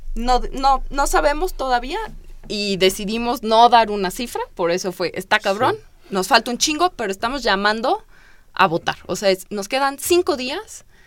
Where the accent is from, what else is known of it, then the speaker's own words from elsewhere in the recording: Mexico City, Mexico; teníamos como chilangos